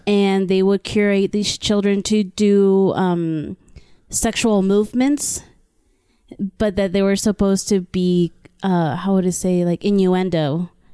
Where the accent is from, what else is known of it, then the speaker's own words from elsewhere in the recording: Brownsville, Texas, United States; I am from a border town named Brownsville, Texas